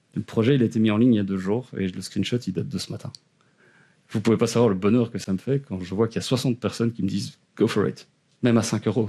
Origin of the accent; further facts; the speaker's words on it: Eghezée, Wallonia, Belgium; accent: Belgian; je suis belge, ça s'entend peut-être à l'accent.